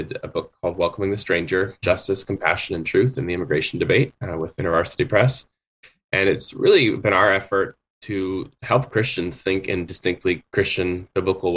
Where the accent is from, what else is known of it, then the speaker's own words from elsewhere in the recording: United States; the culture I was raised in the United States